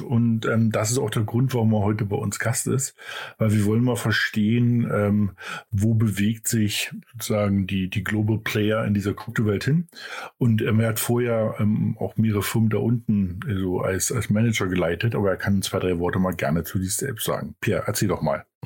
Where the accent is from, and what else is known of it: Germany